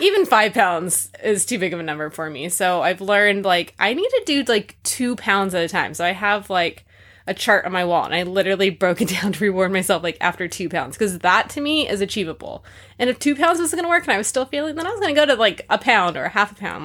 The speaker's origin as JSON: {"language": "English", "region": "California", "country": "United States", "tie": "born or raised there", "moved": "yes", "said": "I grew up in California, twenty minutes from Disneyland"}